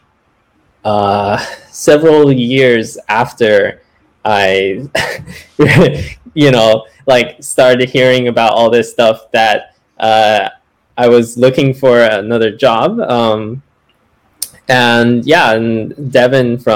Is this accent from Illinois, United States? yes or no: no; Bay Area near San Francisco, California, United States; I'm actually originally from the Bay Area near San Francisco